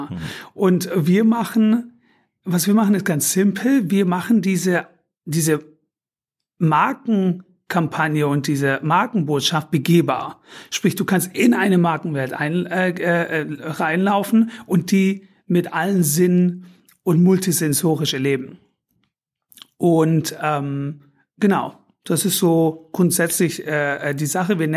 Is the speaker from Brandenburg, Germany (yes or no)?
no; Baden-Württemberg, Germany; now in Berlin, Germany; wie der Name schon sagt, komme ich aus dem Schwobenländle.